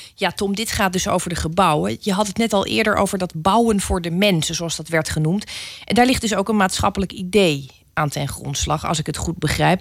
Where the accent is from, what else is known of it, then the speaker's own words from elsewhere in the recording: Rotterdam, South Holland, Netherlands; als Rotterdammer